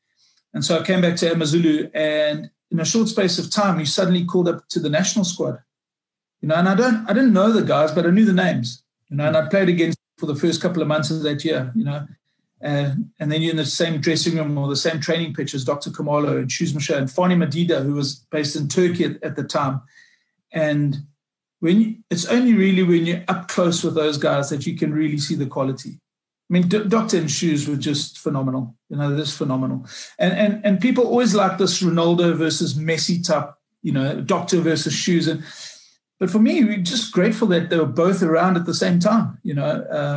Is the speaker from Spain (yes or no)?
no; Durban, KwaZulu-Natal, South Africa; when I was like 15, 16 years old, growing up in Durban